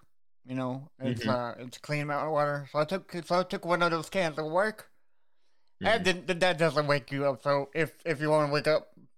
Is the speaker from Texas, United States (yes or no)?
yes; Austin, Texas, United States; born there; And then here we are doing bands from Texas, which is the state that I'm from. I was born in Austin, Texas.